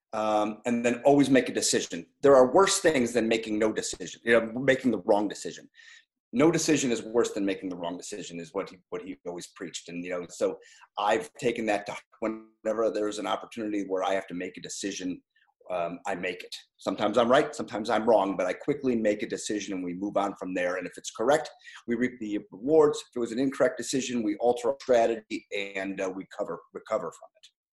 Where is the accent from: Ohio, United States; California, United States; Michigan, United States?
Ohio, United States; Strongsville; moved away as an adult; I grew up in Strongsville, Ohio, a small suburb town outside of Cleveland